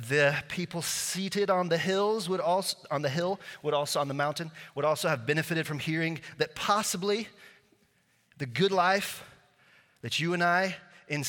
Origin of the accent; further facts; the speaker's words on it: Slovakia; first language Slovak; English is a second language; moved away; I grew up in Eastern Europe in a little country called Slovakia, formerly Czechoslovakia